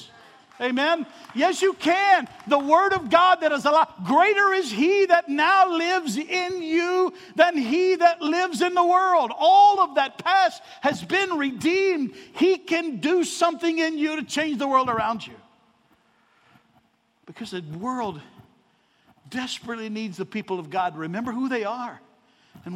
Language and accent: English; Arkansas, United States; I'm from Arkansas